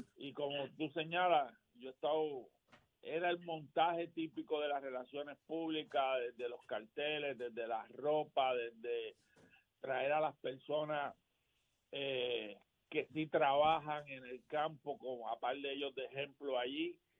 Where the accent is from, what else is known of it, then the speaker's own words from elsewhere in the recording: Gurabo, Puerto Rico; regreso a mi pueblo siempre